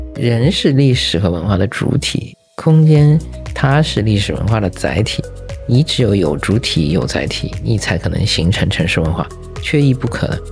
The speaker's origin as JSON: {"language": "Chinese", "region": "Shanghai", "country": "China", "tie": "born or raised there", "also_born_or_lived": "Japan", "moved": "as an adult", "said": "我突然回到上海，其实我是身在上海，长在上海的一个人，对吧？但是工作之后去的日本"}